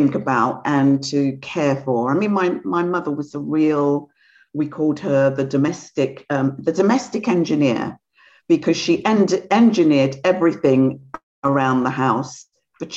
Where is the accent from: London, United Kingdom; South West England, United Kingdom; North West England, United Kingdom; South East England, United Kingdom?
London, United Kingdom; also born or lived in Guyana; I grew up in London, but I'm originally from South America, in Guyana in South America